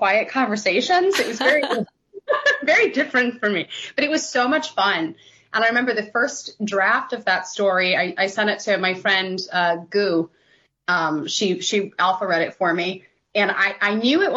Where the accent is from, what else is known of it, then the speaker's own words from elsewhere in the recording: Lower Peninsula, Michigan, United States; I wanted to set something in my home state. I'm from Michigan. I am from the Lower Peninsula